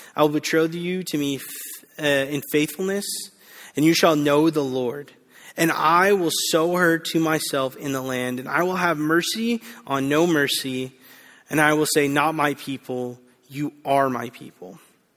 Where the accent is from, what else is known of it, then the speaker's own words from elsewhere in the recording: Bakersfield, California, United States; now in Southern California, United States; I didn't grow up in Southern California. I actually grew up in the Central Valley, Bakersfield. And I loved growing up in Bakersfield